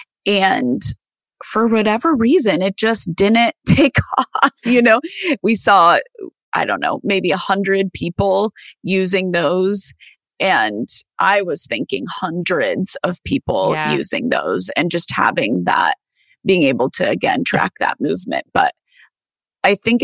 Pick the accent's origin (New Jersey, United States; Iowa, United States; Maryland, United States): Iowa, United States; I'm from Iowa.